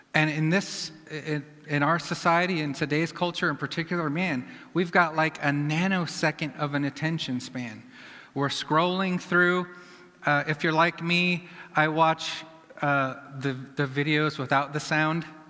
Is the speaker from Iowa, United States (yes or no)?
yes; Iowa, United States; I'm from Iowa